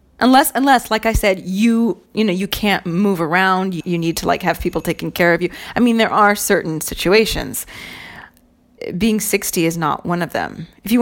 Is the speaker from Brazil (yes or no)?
no; Ireland; But just in case you're thinking, I have no Italian heritage, I'm Irish.